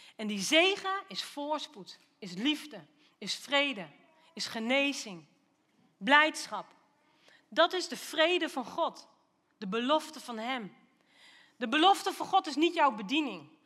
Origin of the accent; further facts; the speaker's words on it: Lochem, Gelderland, Netherlands; now in Doetinchem, Netherlands; ik ben wel opgegroeid in Lochem